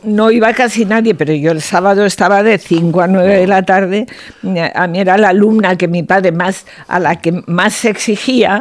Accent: Zaragoza, Aragon, Spain; also born or lived in Oliete, Teruel; viví en Zaragoza hasta que me casé, pero nací en un pueblo de la provincia de Teruel que se llama Oliete

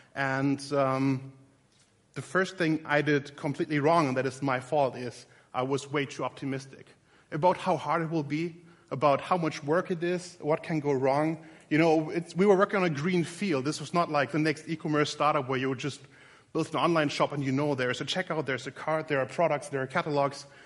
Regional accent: Berlin, Germany; In a very literal sense, I'm from Berlin, Germany.

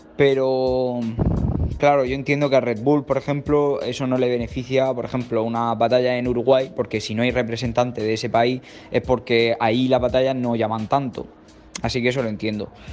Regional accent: Murcia, Region of Murcia, Spain; tengo 19 años y soy de Murcia.

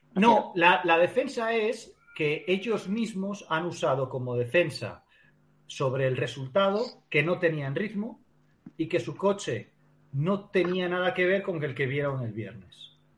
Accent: Spain; como español

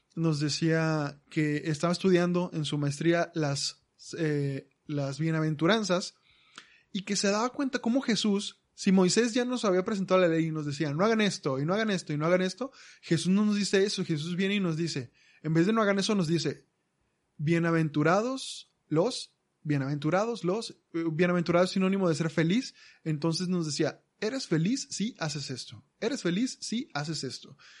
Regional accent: Monterrey, Nuevo León, Mexico; moved away; also born or lived in Aguascalientes / Zacatecas; somos de aquí, somos de Monterrey, nacimos aquí, pero luego nos fuimos a vivir unos siete años a Aguascalientes y luego un par de años a Zacatecas

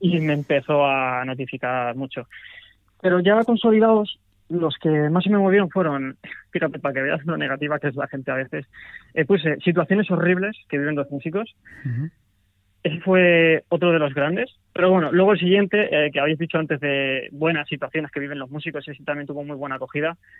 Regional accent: Madrid, Community of Madrid, Spain; soy de Madrid

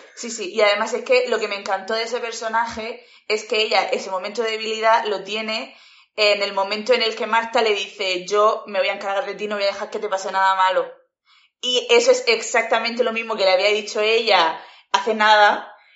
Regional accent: Spain; also born or lived in Murcia; soy española

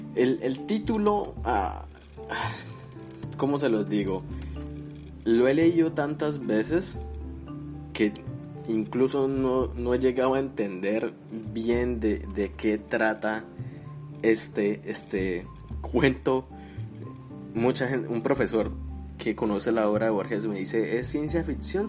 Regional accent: Colombia; now in United States; Yo soy colombiano

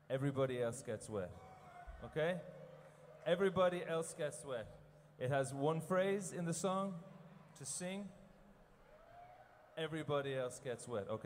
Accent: Ireland; we're from Ireland. Uh, we speak poco de Español. Very small.

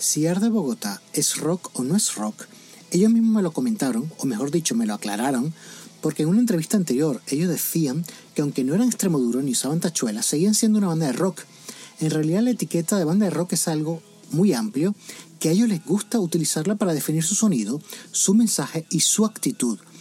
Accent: Murcia, Region of Murcia, Spain; moved away as an adult; yo soy de Murcia

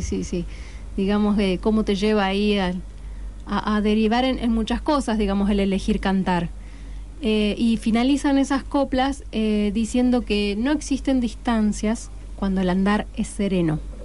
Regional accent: Paraná, Entre Ríos, Argentina; now in Rosario, Argentina; vamos a presentar el disco en Paraná, por supuesto, de donde soy yo

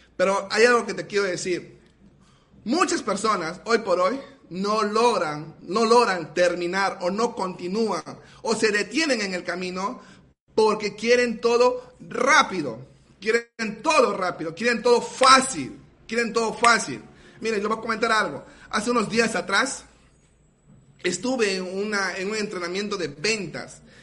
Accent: Iquitos, Loreto, Peru; de la ciudad de Iquitos, Perú

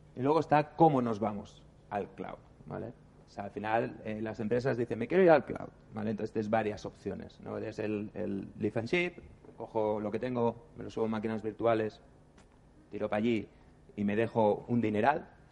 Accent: Barcelona, Catalonia, Spain; Somos de Barcelona.

